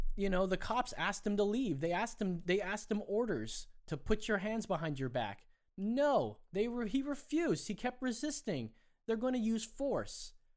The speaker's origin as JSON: {"language": "English", "town": "Anaheim", "region": "California", "country": "United States", "tie": "born or raised there", "said": "I grew up in Anaheim, California"}